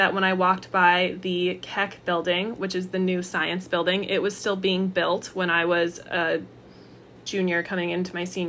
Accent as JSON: {"language": "English", "area": "Orange County", "region": "California", "country": "United States", "said": "I'm from Orange County"}